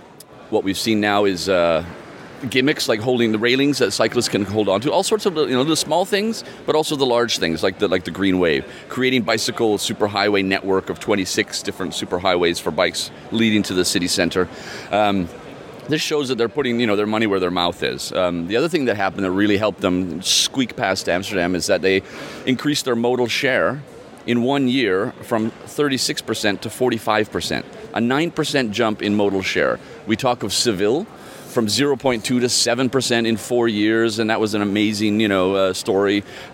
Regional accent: Calgary, Alberta, Canada; now in Copenhagen, Denmark; My dad is Danish and my mother is English, and then I grew up in Canada, in Calgary of all places

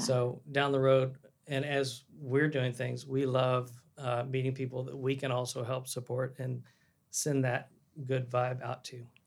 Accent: Waco, Texas, United States; moved away as an adult; now in Dallas, United States; I was from Waco, small town

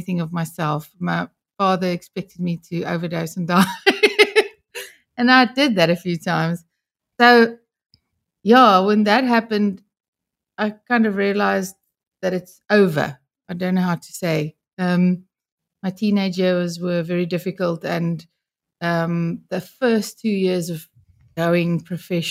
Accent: Johannesburg, Gauteng, South Africa; I was from Joburg.

